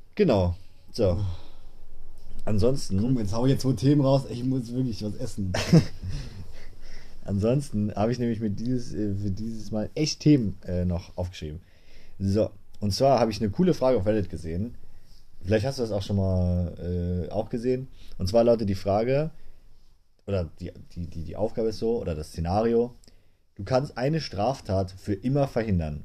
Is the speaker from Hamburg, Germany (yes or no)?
no; Saarland, Germany; Wir sind aus dem Saarland